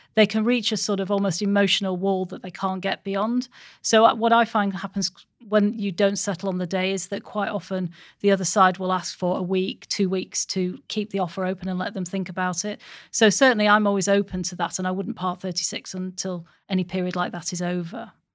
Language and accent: English; Stockport, North West England, United Kingdom; I'm from Stockport